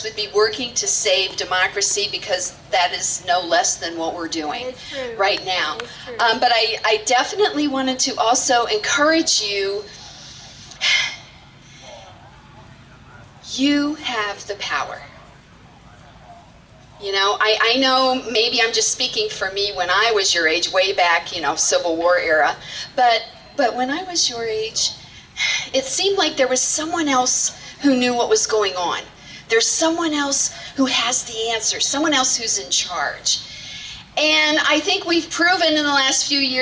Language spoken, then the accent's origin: English; Lee County, Florida, United States; I grew up here in Lee County.